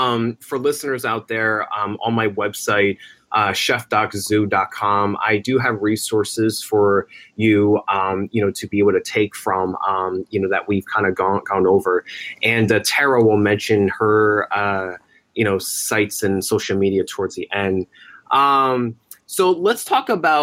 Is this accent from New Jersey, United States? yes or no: yes; New Jersey, United States; in the town that I was born in New Jersey